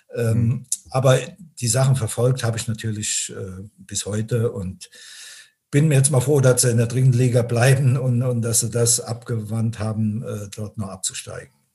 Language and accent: German; Binningen, Rhineland-Palatinate, Germany; ich lebe also nach wie vor äh, in meinem Heimatort in Binningen, das ist in der Eifel.